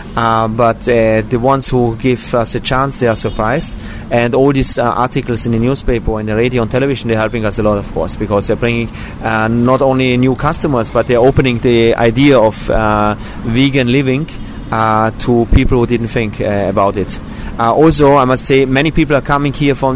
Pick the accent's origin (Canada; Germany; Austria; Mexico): Austria; now in Israel; I was born in Austria